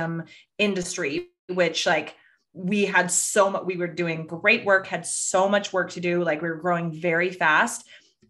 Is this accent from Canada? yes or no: no; Northern California, United States; I grew up in Northern California